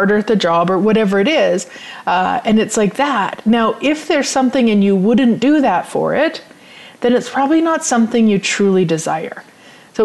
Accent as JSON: {"language": "English", "town": "Turtleford", "region": "Saskatchewan", "country": "Canada", "tie": "born or raised there", "said": "I grew up in Turtleford, which is a population of 505 people. So I grew up on a farm"}